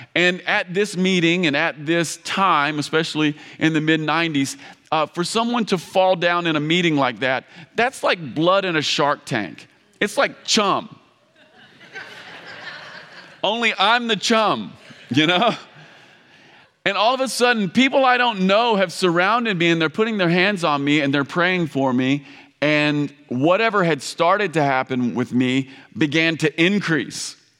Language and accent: English; Campbellsville, Kentucky, United States; I come from Kentucky. Um, we, we're deeply religious in Kentucky.